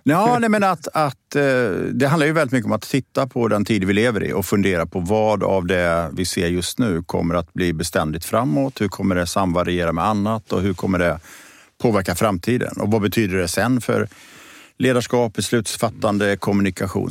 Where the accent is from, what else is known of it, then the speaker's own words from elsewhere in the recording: Borås, Västra Götaland, Sweden; moved away; also born or lived in Gothenburg; jag är född och uppvuxen i Borås, i Teko-Sverige